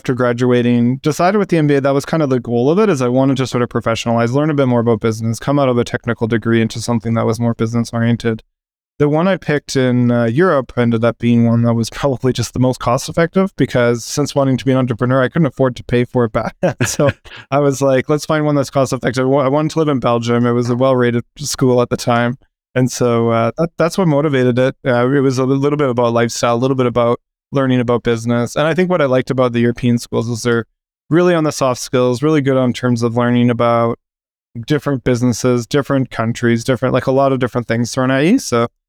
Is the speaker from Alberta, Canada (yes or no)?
yes; Calgary, Alberta, Canada; moved away as an adult; also born or lived in Toronto; Yeah, in Calgary, actually.